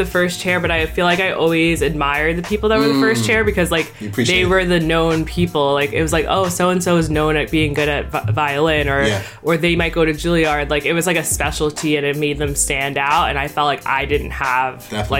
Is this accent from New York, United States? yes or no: yes; Hauppauge, New York, United States; also born or lived in Bay Shore, New York; I'm from a very small town. I'm from like a pretty small town called Hopog that most people won't know. But born and raised there? I was born and raised there